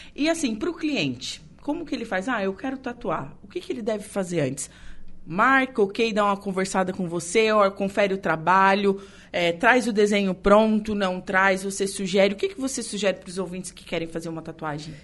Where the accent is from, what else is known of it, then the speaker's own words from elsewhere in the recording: Torres, Rio Grande do Sul, Brazil; eu sou de Torres